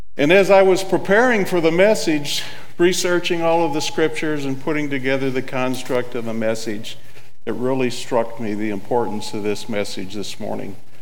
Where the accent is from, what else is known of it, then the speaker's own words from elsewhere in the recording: Southern California, United States; also born or lived in Illinois; born in Illinois, but raised in Southern California.